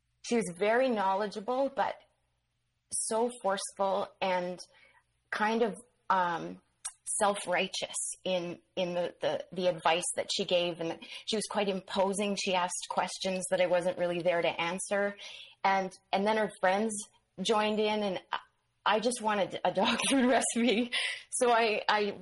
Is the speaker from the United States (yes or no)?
no; Manitoba, Canada; I ended up back on the prairies in Manitoba.